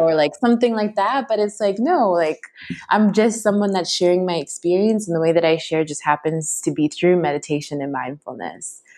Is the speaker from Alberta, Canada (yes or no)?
no; Toronto, Ontario, Canada; now in Vancouver, Canada; I live here right now, but I'm originally was born and raised in Toronto, but my parents are from Kenya and Ghana